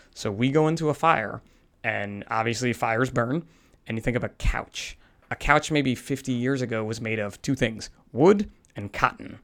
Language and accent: English; New Jersey, United States; typical guy from New Jersey